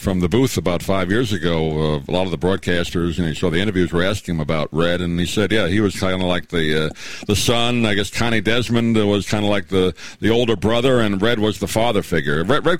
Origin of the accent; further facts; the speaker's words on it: New York, United States; I grew up in New York.